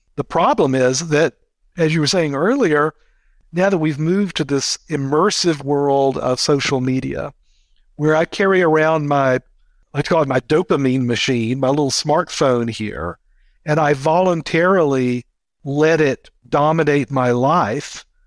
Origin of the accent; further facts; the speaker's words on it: United States; speaking as an American.